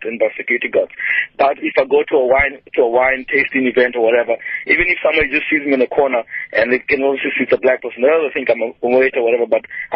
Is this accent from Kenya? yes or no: yes; Kenya; now in Cape Town, South Africa; I'm originally from Kenya